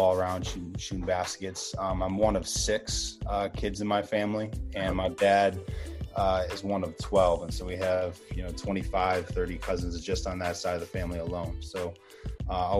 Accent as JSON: {"language": "English", "town": "Pittsford", "region": "New York", "country": "United States", "tie": "born or raised there", "said": "my hometown of Pittsford, New York, where I'm at right now"}